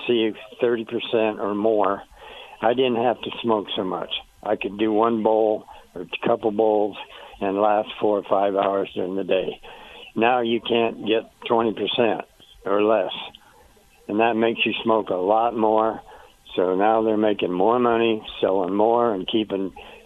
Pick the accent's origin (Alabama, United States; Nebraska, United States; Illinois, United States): Nebraska, United States; I was born in Nebraska, and we didn't know anything about drugs and all